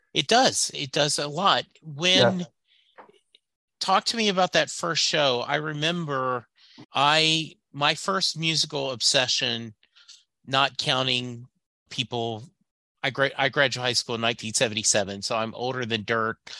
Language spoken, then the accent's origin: English; Southwest Louisiana, United States; a guy growing up in Southwest Louisiana like me in the 70s